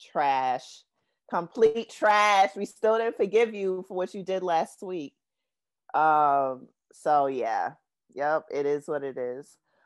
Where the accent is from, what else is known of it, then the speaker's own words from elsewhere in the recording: New York City, New York, United States; growing up in Brooklyn